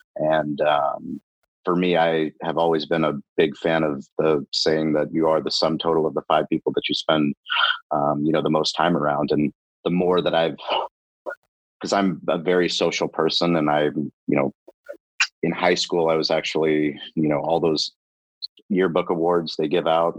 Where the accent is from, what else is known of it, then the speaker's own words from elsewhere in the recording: San Diego, California, United States; I'm a San Diego kid. I grew up in La Jolla.